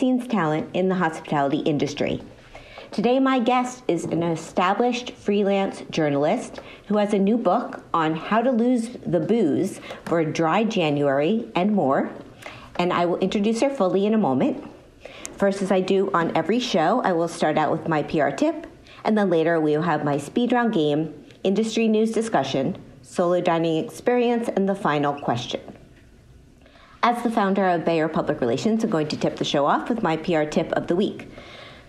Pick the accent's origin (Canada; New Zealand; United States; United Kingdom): United States; Miami, Florida; moved away; I'm from Miami originally